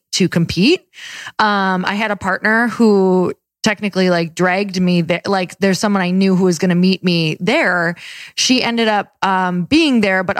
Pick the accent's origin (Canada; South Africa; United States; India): United States; Midwest; I'm from the Midwest